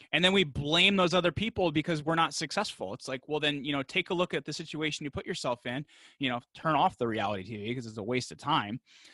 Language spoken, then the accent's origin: English; New York, New Jersey, United States; I'm from the New York, New Jersey area